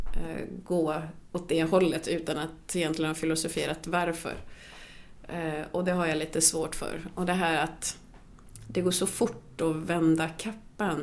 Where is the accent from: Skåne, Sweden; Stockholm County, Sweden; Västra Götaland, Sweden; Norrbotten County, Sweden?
Stockholm County, Sweden; Kungsängen; Swedish is a second language; vi var ju den första svarta familjen i Kungsängen där jag är uppvuxen